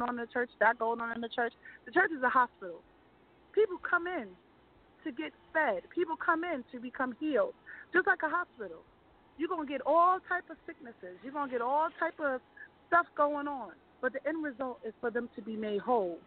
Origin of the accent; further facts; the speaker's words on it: Freeport, New York, United States; also born or lived in Queens, New York; I originally was born in Queens, but I was raised in Long Island